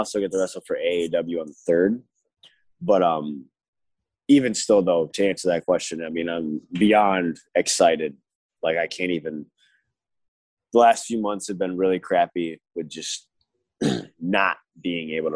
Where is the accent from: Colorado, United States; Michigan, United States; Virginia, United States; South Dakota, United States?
Michigan, United States; growing up in Michigan